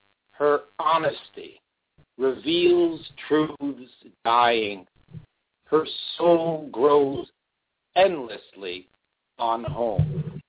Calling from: New Britain, Connecticut, United States; I'm living in New Britain, Connecticut, and my radio show that I share on your page is from Middletown, Connecticut.

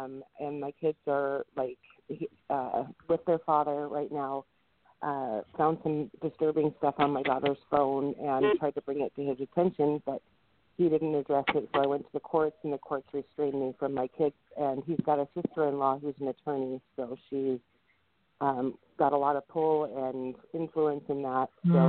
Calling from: Washington, United States; I'm calling from Washington State.

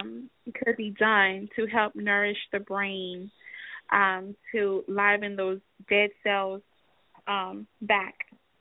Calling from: Atlanta, Georgia, United States

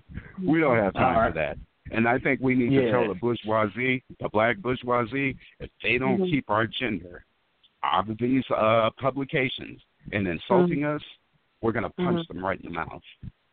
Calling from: the Bay Area, California, United States; I'm calling from the Bay Area

